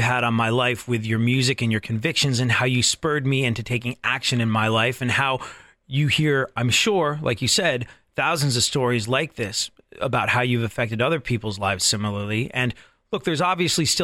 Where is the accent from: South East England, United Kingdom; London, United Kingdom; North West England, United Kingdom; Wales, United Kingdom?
London, United Kingdom; I grew up in London.